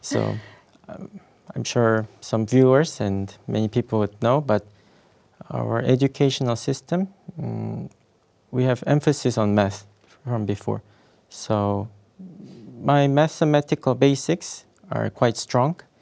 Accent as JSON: {"language": "English", "country": "South Korea", "moved": "as an adult", "lives_now": "Russia", "said": "I'm originally from South Korea"}